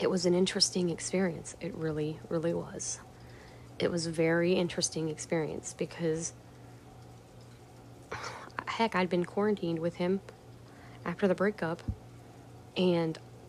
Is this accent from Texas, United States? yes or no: yes; Houston, Texas, United States; now in St. Paul, United States; my hometown of Houston again, where I used to live before I moved to St. Paul